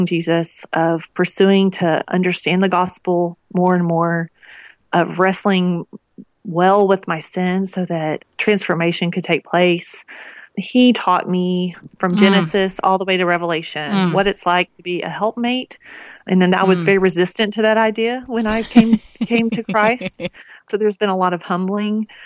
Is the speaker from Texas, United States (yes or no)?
yes; East Texas, United States; moved away; I grew up in East Texas